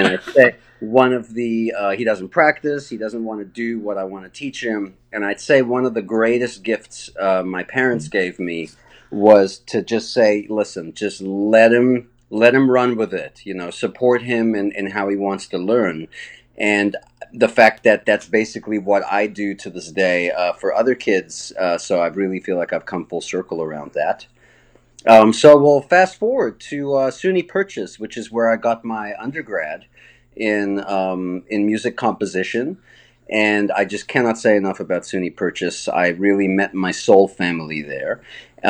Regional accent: Johannesburg, Gauteng, South Africa; moved away; also born or lived in Brooklyn; I actually grew up in Johannesburg, South Africa.

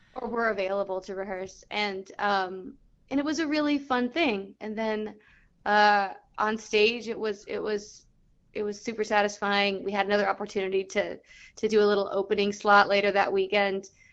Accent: Southern California, United States; I grew up in Southern California

